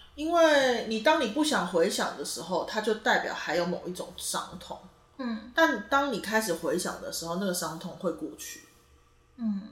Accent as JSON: {"language": "Chinese", "town": "Taitung", "region": "Taitung County", "country": "Taiwan", "said": "其实我是台东人啦"}